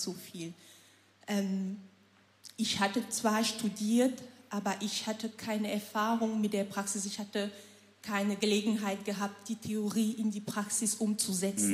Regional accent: Cameroon; moved away as an adult; now in Germany; Ich komme aus Kamerun, ähm, lebe seit November

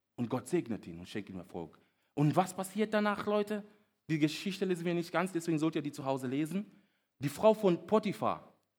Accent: Kenya; German is a second language; moved away as an adult; now in Germany; Ich bin nämlich nicht hier aufgewachsen, ich bin in Kenia aufgewachsen.

